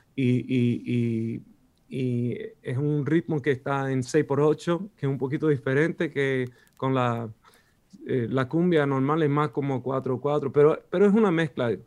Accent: Sweden; Spanish is a second language; los dos somos suecos

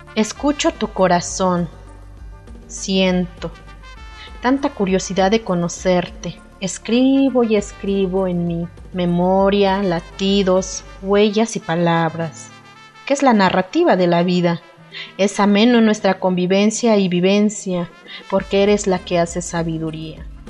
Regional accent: Santa María Tlahuitoltepec, Oaxaca, Mexico; first language Mixe (Ayuujk); Spanish is a second language; originaria de la comunidad de Santa María Tlautoltepec, Mije, Oaxaca

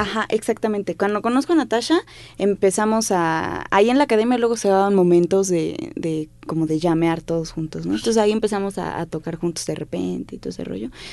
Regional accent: Mexico City, Mexico; Yo crecí, mis primeros años los, los crecí en Clavería.

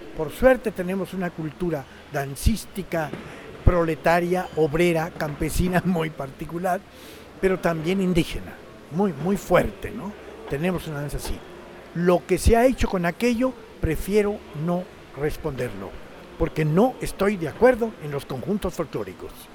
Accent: Mexico; also born or lived in Mexico City / Havana, Cuba; como somos los mexicanos, olvidadizos

